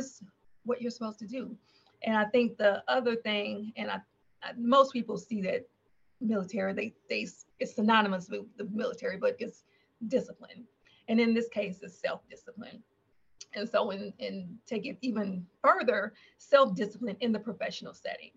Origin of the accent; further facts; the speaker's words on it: Nashville, Tennessee, United States; moved away as an adult; I was born and raised in Nashville